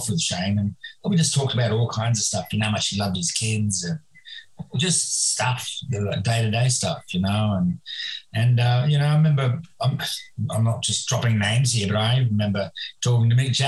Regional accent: Perth, Western Australia, Australia; when I was a little boy growing up in Western Australia, in Perth

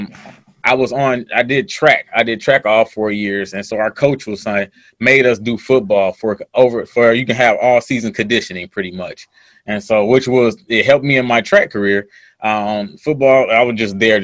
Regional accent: Joliet, Illinois, United States; moved away as an adult; also born or lived in Los Angeles / Atlanta; I grew up in Joliet, Illinois. It's about 30, 45 minutes outside of Chicago

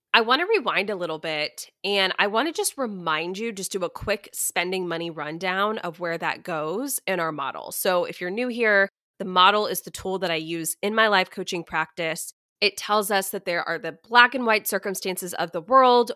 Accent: Texas, United States; I am a Texan. I've pretty much lived in Texas my whole life

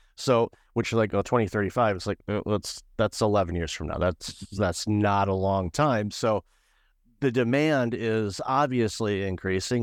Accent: Detroit, Michigan, United States; I'm originally from Detroit

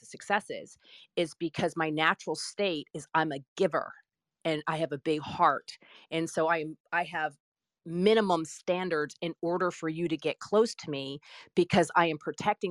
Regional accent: Stone Mountain, Georgia, United States; I grew up in Stone Mountain, Georgia.

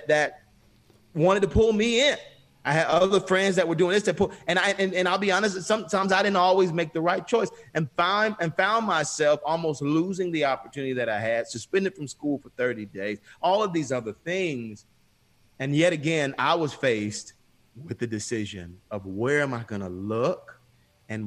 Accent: Atlanta, Georgia, United States; I grew up on Auburn Avenue, which was the birthplace of civil rights here, in the States, and especially in in Atlanta.

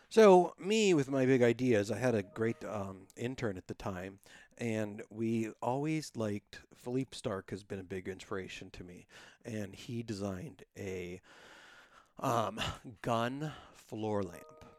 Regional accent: Youngstown, Ohio, United States; also born or lived in Calabria (ancestry); I'm from Youngstown

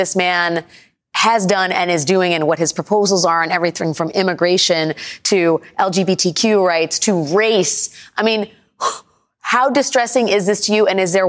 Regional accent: New York City, New York, United States; this story is so wrenching to me as a New Yorker

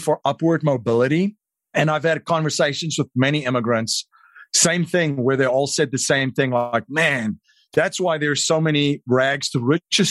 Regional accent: South Africa; moved away as an adult; now in United States; I grew up in South Africa

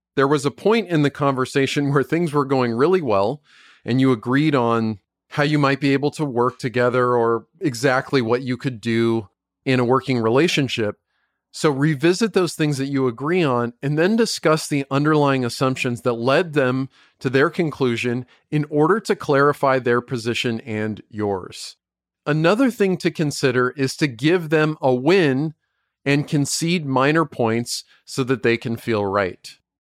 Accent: United States; I'm an American citizen. I don't even live in the U K.

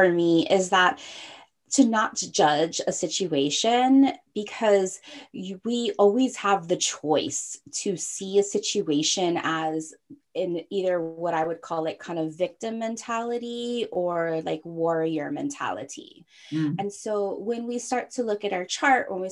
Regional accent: Hawaii, United States; now in San Francisco, United States; I grew up in Hawaii, but I'm not Hawaiian blooded

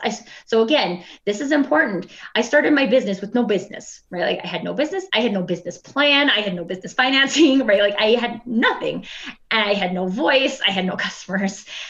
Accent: Alberta, Canada; we're both from Alberta

